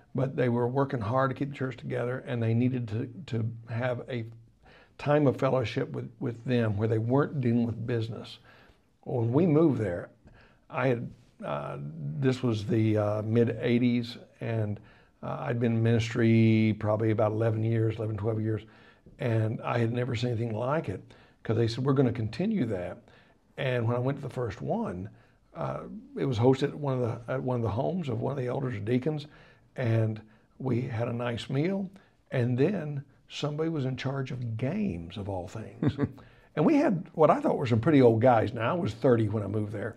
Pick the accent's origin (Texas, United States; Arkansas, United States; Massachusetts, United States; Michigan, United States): Arkansas, United States; moved away as an adult; also born or lived in Colorado / Tulsa, Oklahoma; I was from Arkansas